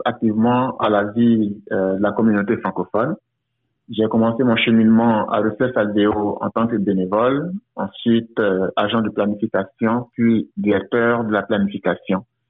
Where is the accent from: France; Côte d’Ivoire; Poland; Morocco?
Côte d’Ivoire; moved away as an adult; also born or lived in United States / Windsor, Canada; now in Toronto, Canada; Je suis originaire de la Côte d'Ivoire où j'ai travaillé pendant plus de dix ans pour le gouvernement avant de m'envoler pour les États-Unis